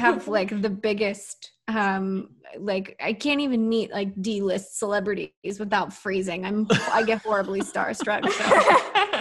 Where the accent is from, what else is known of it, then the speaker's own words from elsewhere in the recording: Texas, United States; Growing up in Texas